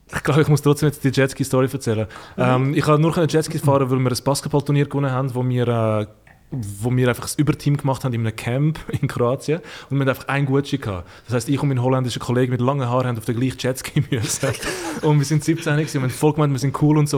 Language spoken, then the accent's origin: German; Switzerland; ich bin ein Schweizer